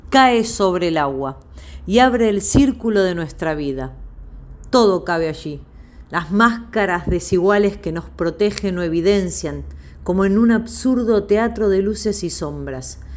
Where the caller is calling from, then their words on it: Quilmes, Buenos Aires Province, Argentina; de Quilmes y me encantaría escuchar algunos poemas de Elena Aníbalí.